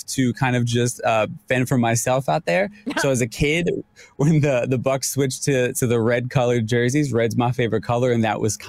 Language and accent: English; New York, United States; I'm a New Yorker.